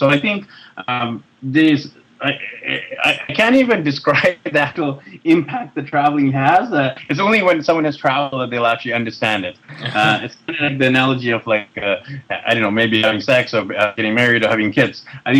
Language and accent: English; Vancouver, British Columbia, Canada; moved away as an adult; also born or lived in Europe / Japan / Australia; I'm born and raised in Vancouver, Canada, so the opposite side of the continent from you over there in New York. So I was born and raised in Vancouver, but I mean, my background is Indian, so both my parents are from India.